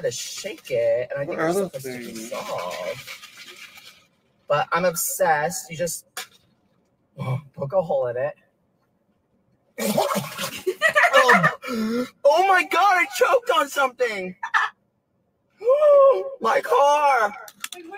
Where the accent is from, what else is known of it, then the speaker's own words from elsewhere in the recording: Texas, United States; I'm from Texas